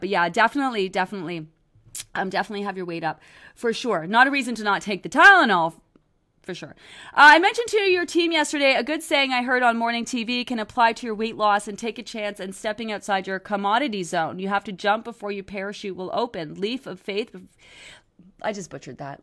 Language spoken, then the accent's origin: English; Canada; I'm Canadian, okay? I'm Canadian.